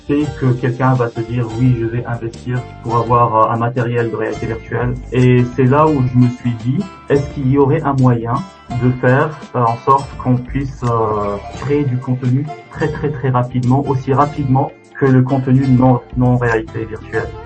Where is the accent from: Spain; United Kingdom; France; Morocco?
Morocco; now in Estonia; en tant que Marocain